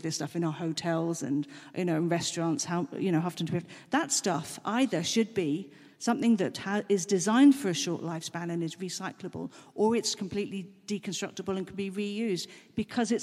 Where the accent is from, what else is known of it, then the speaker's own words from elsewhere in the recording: Germany; moved away; I was brought up in Germany.